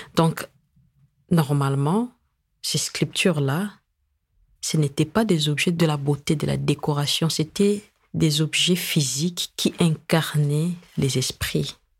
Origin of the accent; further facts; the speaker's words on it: DR Congo; chez nous au Congo